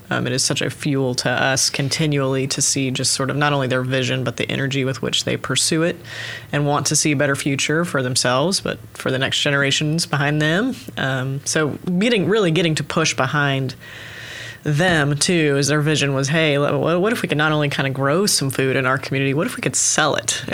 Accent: Oklahoma City, Oklahoma, United States; moved away as an adult; also born or lived in St. Louis, Missouri; I actually was born and raised in Oklahoma City area, so Northwest Oklahoma City

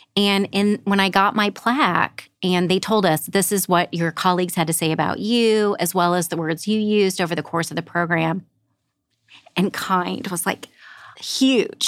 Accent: Southern Illinois, United States; moved away as an adult; also born or lived in Los Angeles, United States; now in Saint Louis, United States; grew up in a small rural coal mining town in Southern Illinois.

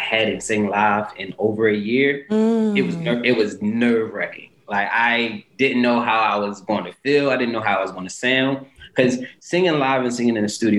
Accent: Philadelphia, Pennsylvania, United States; Grew up in West Philadelphia

